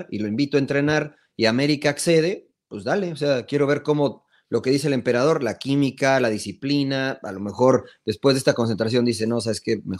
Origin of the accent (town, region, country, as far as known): Mexico; now in United States